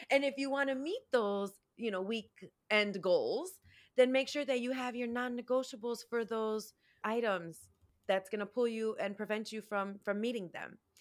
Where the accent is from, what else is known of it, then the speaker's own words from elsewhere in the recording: Chicago, Illinois, United States; I was born and raised in Chicago